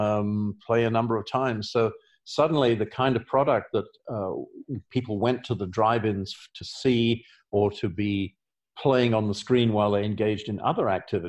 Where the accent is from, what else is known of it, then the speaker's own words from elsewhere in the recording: England, United Kingdom; also born or lived in Australia / Los Angeles; now in Oregon, United States; I grew up in England